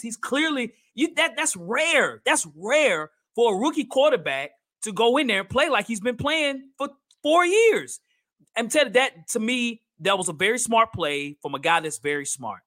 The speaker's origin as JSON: {"language": "English", "town": "Nashville", "region": "Tennessee", "country": "United States", "said": "I'm from here in Nashville, Tennessee"}